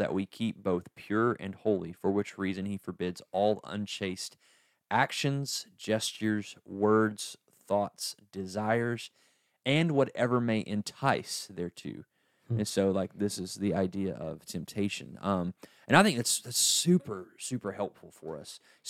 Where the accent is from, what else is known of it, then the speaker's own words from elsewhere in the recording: East Tennessee, United States; I'm from East Tennessee.